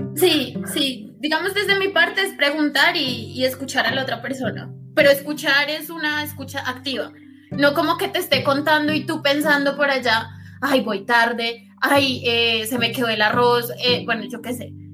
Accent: Bogotá, Colombia; moved away as an adult; now in Envigado, Colombia; yo soy de Bogotá. Nací en el sur de Bogotá, específicamente Usme, y ahorita mismo estoy viviendo en Envigado, Antioquia

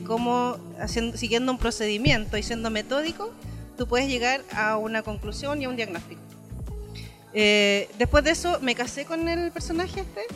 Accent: Puerto Montt, Los Lagos, Chile; yo vengo de la ciudad del Milcao, de la Sopaitilla, del Milcao, del Curanto. Em, en Puerto Montt tenemos este taller

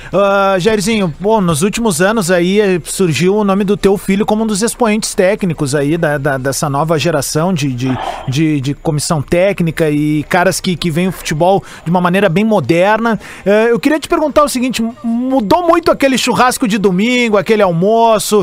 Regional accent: Rio Grande do Sul, Brazil; a gente tem muito orgulho de ser gaúcho e brasileiro

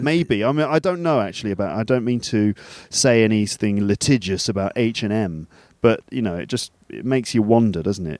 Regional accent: England, United Kingdom; we're two English guys

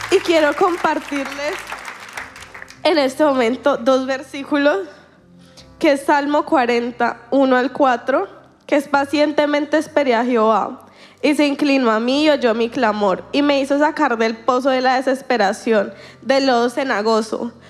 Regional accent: Colombia; soy colombiana

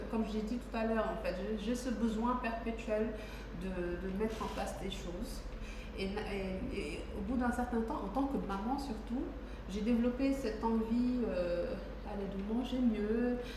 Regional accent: Senegal; je suis une Sénégalaise. Les femmes cachent leur âge, pas moi, j'ai 35 ans.

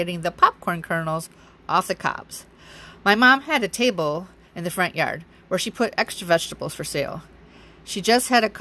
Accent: Wisconsin, United States; also born or lived in Alaska; 9 months later, I was born in Alaska. When I was 6 months old, we returned to Wisconsin

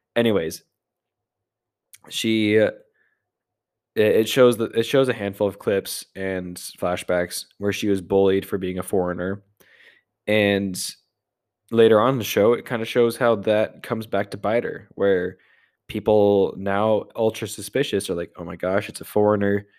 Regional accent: United States; I'm an American

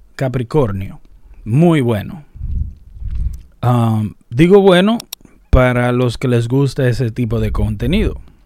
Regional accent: Dominican Republic; una frase dominicana que la usamos en República Dominicana

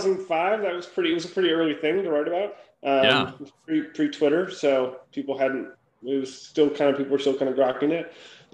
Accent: Minnesota, United States; moved away as an adult; also born or lived in Limerick, Ireland; now in San Francisco Bay Area, United States; Yeah, so I grew up in Minnesota

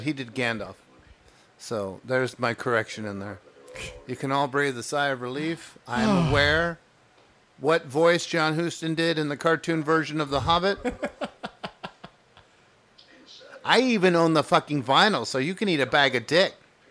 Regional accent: Wheaton, Illinois, United States; He was from Glen Ellen, and I was from Wheaton

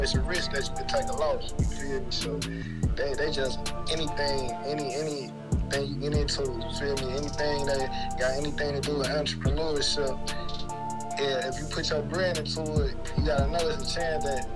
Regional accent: Chicago, Illinois, United States; growing up, I'm from the west side of Chicago, you feel me, 290 Avenue. I'm from the North Mondale community

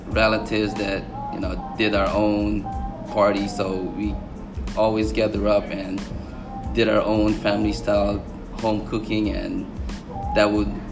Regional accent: Hawaii, United States; growing up in Hawaii, me and my wife, as little kids

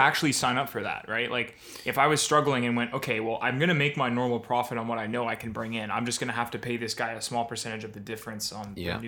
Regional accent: Etobicoke, Ontario, Canada; Hey, guys. I'm from Etobicoke, Ontario.

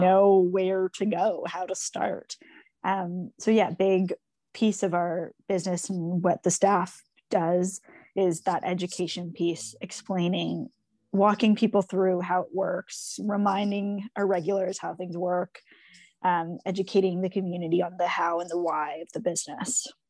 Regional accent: Toronto, Ontario, Canada; I grew up in Toronto, on Toronto Island, um, which was a really special place to grow up

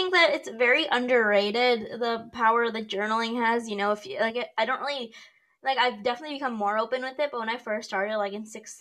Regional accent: Rochester, New York, United States; I'm from Rochester, New York

